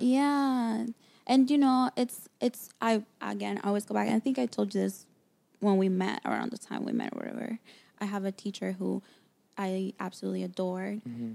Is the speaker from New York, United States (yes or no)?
yes; New York City, New York, United States; moved away as an adult; also born or lived in Dominican Republic; now in Los Angeles, United States; I grew up in New York. Mm-hmm. Um, Queens, New York, to Dominican parents